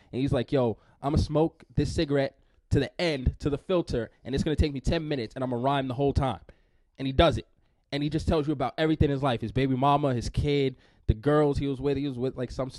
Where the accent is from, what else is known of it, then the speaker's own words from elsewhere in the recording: New York, United States; I grew up in New York.